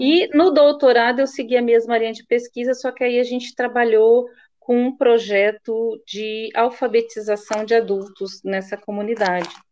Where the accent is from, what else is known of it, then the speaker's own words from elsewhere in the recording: Presidente Prudente, São Paulo, Brazil; que é próximo à minha região, que eu sou de Presidente Prudente